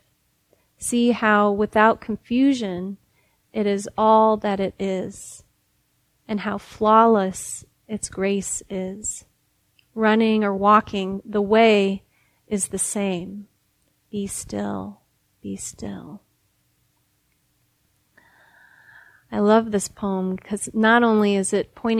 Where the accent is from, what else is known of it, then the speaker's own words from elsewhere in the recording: Midwest, United States; now in Berkeley, United States; I'm from the Midwest, and so that smell is so a part of summertime to me, and being from that place